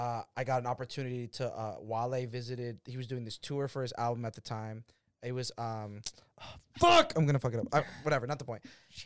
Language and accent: English; Boston, Massachusetts, United States; I'm born and raised.